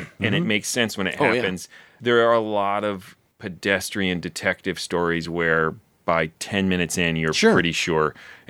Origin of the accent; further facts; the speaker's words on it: Baltimore, Maryland, United States; I'm from Baltimore.